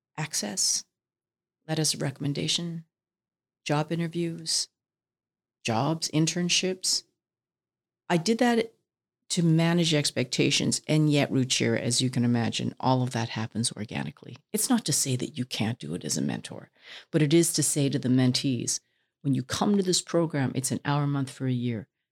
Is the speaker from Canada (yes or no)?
yes; Vancouver, British Columbia, Canada; I was born in Vancouver